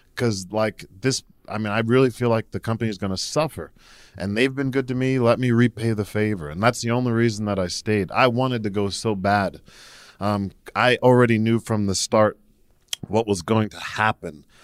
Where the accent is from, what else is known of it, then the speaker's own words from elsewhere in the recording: New Jersey, United States; I'm originally from New Jersey